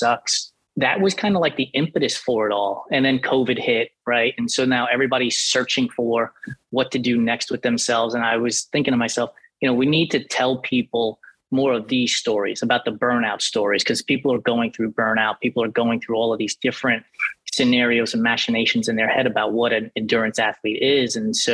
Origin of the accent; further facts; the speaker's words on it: New York City, New York, United States; also born or lived in Rockland County, New York; I grew up in the Bronx and in New York and Rockland County.